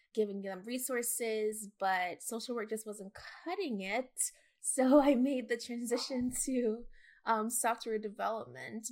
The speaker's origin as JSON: {"language": "English", "country": "Jamaica", "moved": "yes", "lives_now": "United States", "said": "as a Jamaican immigrant"}